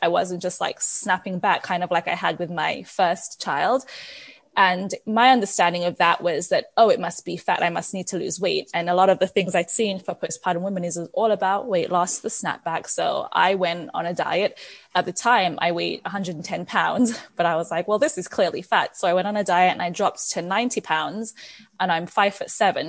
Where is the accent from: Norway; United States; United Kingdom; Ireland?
United Kingdom; England; moved away as an adult; also born or lived in Nigeria; now in Canada; I was born in Nigeria. I moved to England when I was 5. Because my dad's a doctor and a gynecologist, and he got hired at a hospital in England. I grew up in England, and then I've been in Canada for the last 13 years